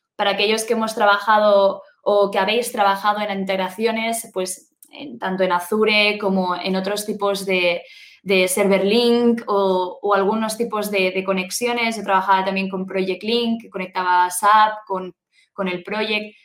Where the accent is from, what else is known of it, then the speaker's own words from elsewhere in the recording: Spain; also born or lived in Germany; vengo de España, vivo actualmente en España